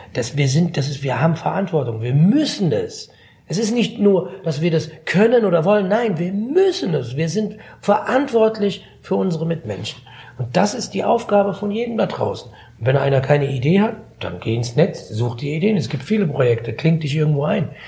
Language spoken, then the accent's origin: German; Frankfurt, Hesse, Germany; ich bin in Griesheim groß geworden, ja, als Jugendlicher